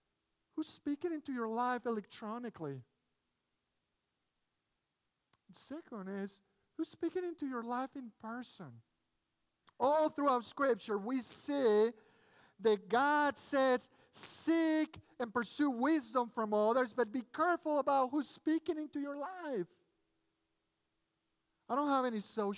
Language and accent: English; Mexico City, Mexico; English is a second language; moved away as an adult; now in United States; I grew up in Mexico City. My family is originally from Spain. Sorry, we moved a few years back. I was born in Mexico, raised in Mexico, went to college.